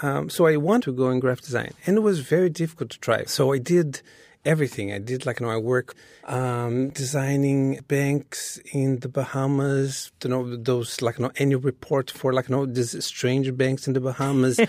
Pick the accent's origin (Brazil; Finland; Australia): Brazil; Rio de Janeiro; moved away as an adult; now in New York City, United States; when I was growing up in Brazil